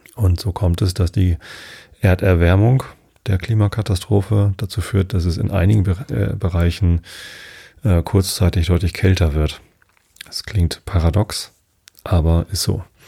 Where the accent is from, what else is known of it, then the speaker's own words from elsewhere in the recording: Wistedt, Lower Saxony, Germany; also born or lived in Harburg, Hamburg / Hamburg; Da bin ich geboren, aber meine Eltern haben damals schon in Wistedt gewohnt. Das ist ein kleiner Ort hier in der Samtgemeinde Tostedt. Dort habe ich die ersten 19 Jahre meines Lebens gewohnt, immer im gleichen Haus.